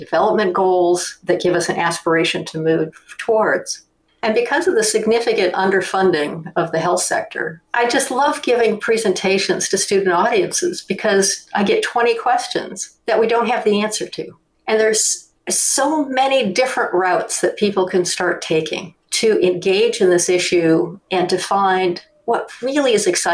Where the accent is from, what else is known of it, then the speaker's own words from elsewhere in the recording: Detroit, Michigan, United States; moved away; also born or lived in Europe; I grew up in Detroit